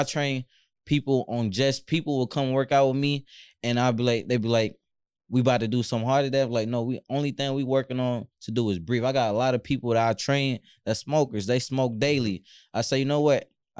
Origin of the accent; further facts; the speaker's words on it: Louisiana, United States; I'm from Louisiana.